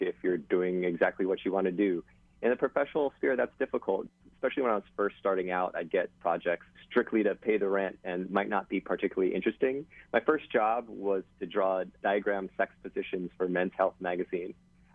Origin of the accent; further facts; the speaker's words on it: Hawaii, United States; moved away; I'm from Hawaii